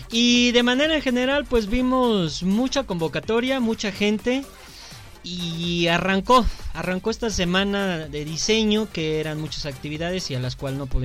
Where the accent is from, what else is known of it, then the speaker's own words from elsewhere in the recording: León, Guanajuato, Mexico; soy de León